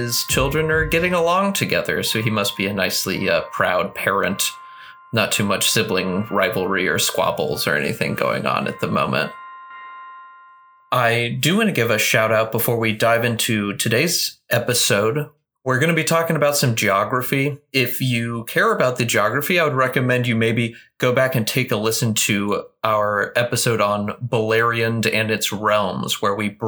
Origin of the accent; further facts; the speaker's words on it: United States; As an American in 2020